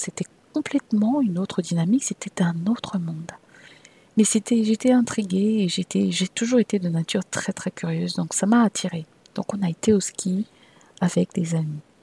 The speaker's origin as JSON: {"language": "French", "country": "Cameroon", "tie": "born or raised there", "also_born_or_lived": "France / Saint Petersburg", "moved": "as an adult", "said": "je suis née au Cameroun et que j'ai eu une bonne partie de mon enfance et d'ailleurs de ma début de vie d'adulte au Cameroun, puisque je suis arrivée en France pour les, pour les études euh, universitaires"}